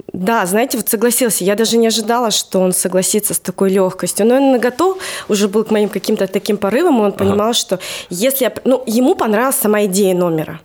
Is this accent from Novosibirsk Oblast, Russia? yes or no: yes; Novosibirsk, Novosibirsk Oblast, Russia; я родилась там в Новосибирске, всю жизнь